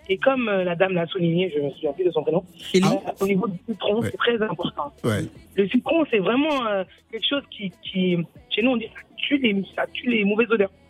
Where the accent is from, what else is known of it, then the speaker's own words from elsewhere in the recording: Mali; also born or lived in Senegal; Moi, je suis malienne et sénégalaise.